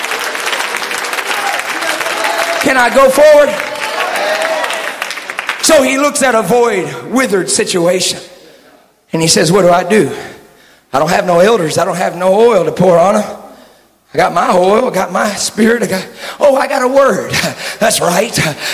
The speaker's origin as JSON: {"language": "English", "region": "Texas", "country": "United States", "said": "I'm from Texas, you know. And I'm doing my best just not to talk like this."}